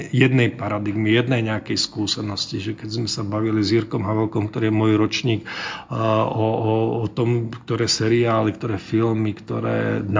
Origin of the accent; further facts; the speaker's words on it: Slovakia; A samozrejme ešte navyše tým, že som vyrastal v Československu, tak tie niektoré veci už naozaj neodbúram zo, zo svojho DNA kultúrneho